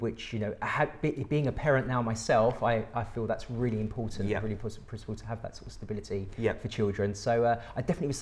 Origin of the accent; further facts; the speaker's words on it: London, United Kingdom; normal child from London originally